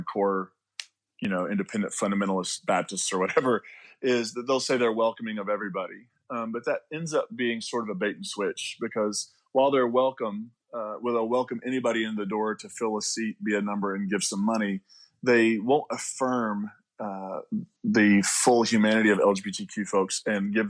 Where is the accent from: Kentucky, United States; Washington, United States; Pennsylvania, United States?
Kentucky, United States; Eastern; also born or lived in West Virginia; I'm from Kentucky. I'm from the coal fields of Kentucky and West Virginia. So Eastern Kentucky, West Virginia area.